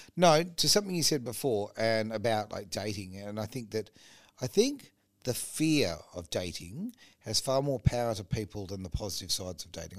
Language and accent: English; Australia; as an Australian